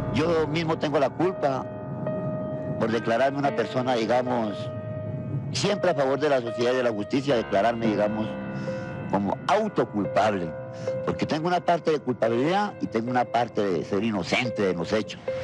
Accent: Colombia; yo soy colombiano

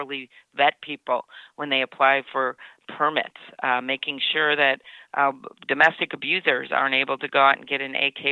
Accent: Midwest, United States; I'm from the Midwest and one of only two candidates up on the stage from the Midwest

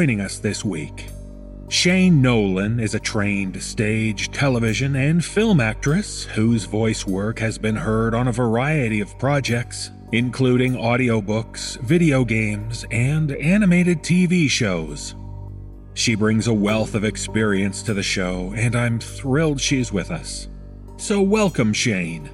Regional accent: Toronto, Ontario, Canada; my hometown of Toronto

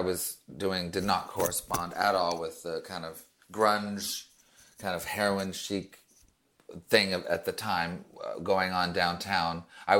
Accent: Montreal, Quebec, Canada; born or raised there; moved away; also born or lived in New York State, United States

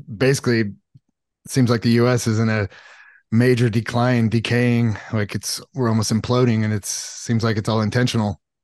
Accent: Los Alamitos, California, United States; I grew up in Southern California, like, uh, Los Alamitos, Seal Beach area.

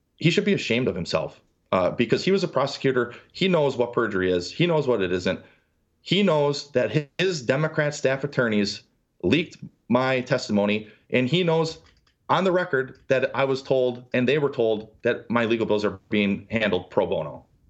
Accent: Milwaukee, Wisconsin, United States; moved away; also born or lived in Wichita, Kansas; I come from Milwaukee, blue-collar family

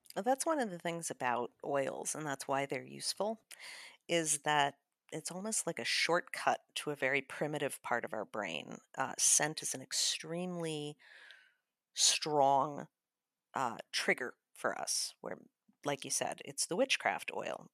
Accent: Chicago, Illinois, United States; I'm from Chicago

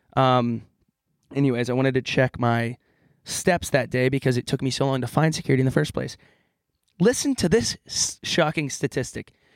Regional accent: California, United States

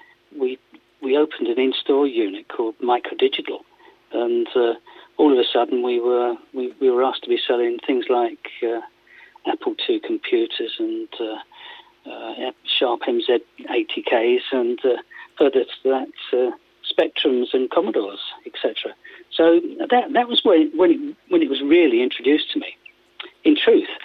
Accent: Surrey, South East England, United Kingdom; moved away as an adult; also born or lived in Northampton / Sheffield; I'm from Surrey

